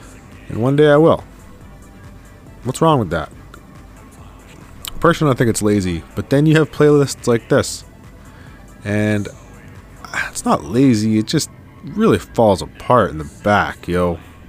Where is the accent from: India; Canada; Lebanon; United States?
Canada; Winnipeg, Manitoba; Growing up in Winnipeg